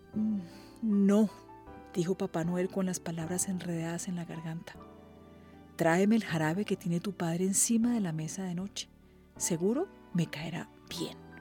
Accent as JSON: {"language": "Spanish", "country": "Colombia", "said": "soy periodista colombiana"}